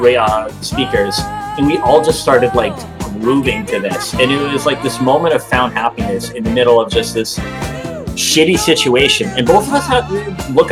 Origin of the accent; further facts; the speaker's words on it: Methuen, Massachusetts, United States; my hometown of Methuen, Massachusetts